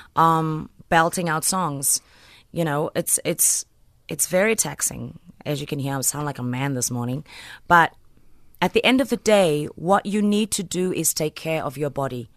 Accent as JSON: {"language": "English", "town": "Port Elizabeth", "region": "Eastern Cape", "country": "South Africa", "said": "I'm just from P"}